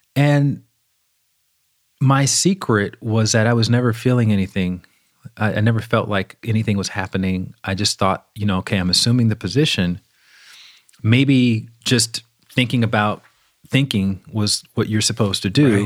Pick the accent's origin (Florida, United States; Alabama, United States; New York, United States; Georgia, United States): Alabama, United States; I grew up in the South, in Alabama.